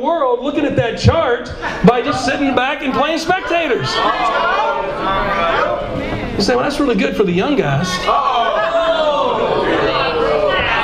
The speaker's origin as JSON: {"language": "English", "region": "Georgia", "country": "United States", "said": "I'm from Georgia."}